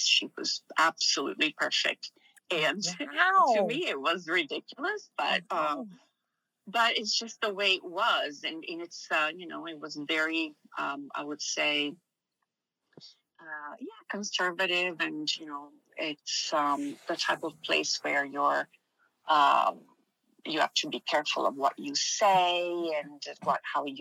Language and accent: English; Milan, Lombardy, Italy; moved away as an adult; also born or lived in Missouri; Growing up in Milan was very interesting compared to the rest of the places that I've visited.